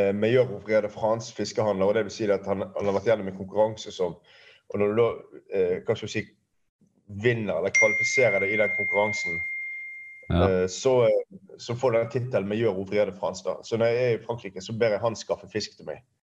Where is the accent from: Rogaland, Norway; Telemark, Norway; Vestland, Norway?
Vestland, Norway; Bergen; jeg er oppvokst ute i Fana